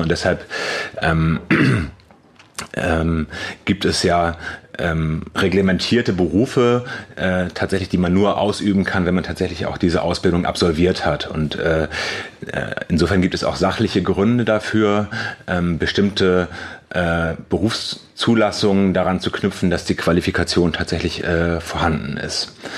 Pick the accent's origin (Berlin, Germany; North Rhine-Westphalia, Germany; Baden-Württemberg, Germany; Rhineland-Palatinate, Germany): North Rhine-Westphalia, Germany; Cologne; da, wo ich herkomme aus Köln